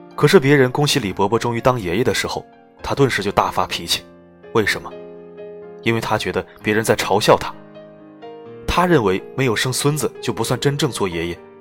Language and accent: Chinese; Dongting Lake, Hunan, China; 我在洞庭湖边长大